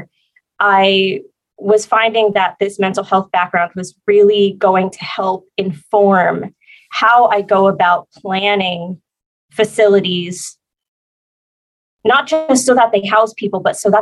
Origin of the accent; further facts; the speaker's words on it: New Jersey, United States; now in San Diego, United States; I'm originally from New Jersey, so I have the Northeast has a very special place in my heart